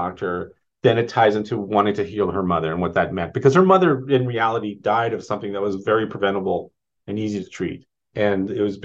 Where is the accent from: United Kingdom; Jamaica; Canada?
Canada; Saskatchewan; moved away; I'm from Saskatchewan originally